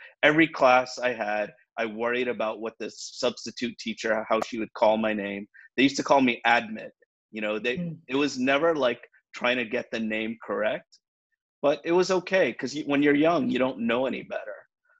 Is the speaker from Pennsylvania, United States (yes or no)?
no; Miami, Florida, United States; also born or lived in India / England; growing up in Miami, it wasn't until the Mariel Boatlift came to South Florida where people started looking like me. You know, when there are Hispanics that started looking at me and I wasn't like the only brown person.